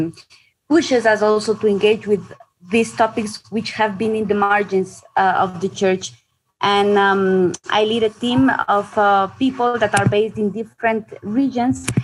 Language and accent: English; Ecuador; I am from Ecuador. I live in Ecuador